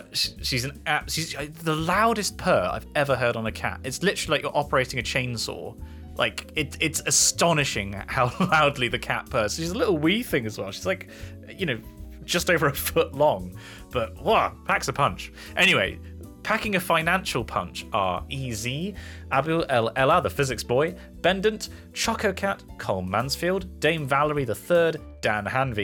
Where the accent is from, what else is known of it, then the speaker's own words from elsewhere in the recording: Kempten, Bavaria, Germany; English is a second language; a small gem of an article from my hometown in Germany, Kempten.